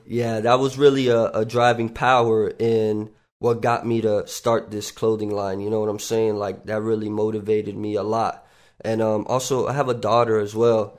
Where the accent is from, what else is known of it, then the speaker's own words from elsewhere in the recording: North Miami Beach, Florida, United States; also born or lived in Tarrytown, New York; I grew up in North Miami Beach